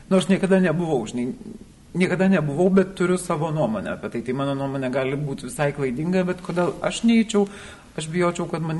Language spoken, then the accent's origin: Lithuanian; Lithuania; aš gimiau Lietuvoje, gimiau inteligentiškoje šeimoje, na, mane tėvai galėjo išleisti mokslus.